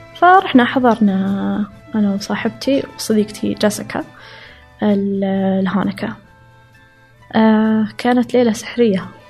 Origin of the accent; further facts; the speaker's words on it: Saudi Arabia; also born or lived in Riyadh / Chicago; أنا كسعودية